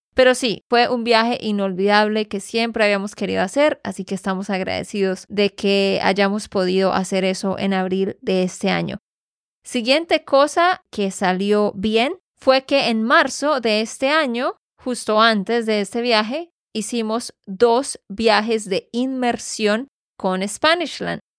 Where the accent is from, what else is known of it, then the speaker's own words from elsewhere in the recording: Santander, Colombia; de Santander, Colombia.